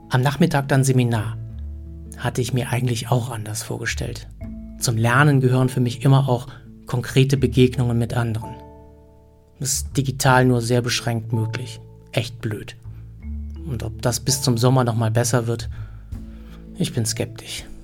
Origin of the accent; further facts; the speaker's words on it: Germany; Ich meine, als Deutscher und Schweizer muss ich ja andauernd entscheiden, wer in was besser ist.